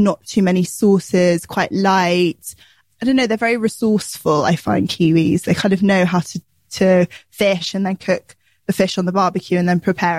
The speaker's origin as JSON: {"language": "English", "country": "United Kingdom", "tie": "born or raised there"}